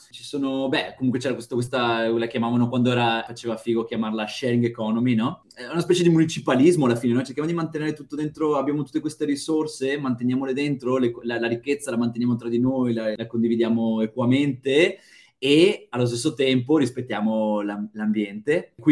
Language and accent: Italian; northern Italy, Italy; io sinceramente fin da, da piccolo nelle mie parti, nella mia zona, sarà per l'influenza che un po' siamo vicini alla, alla, all'Austria, alla Germania